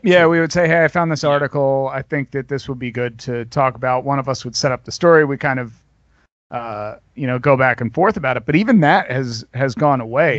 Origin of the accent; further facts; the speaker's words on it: New Jersey, United States; now in Grand Rapids, United States; I grew up in New Jersey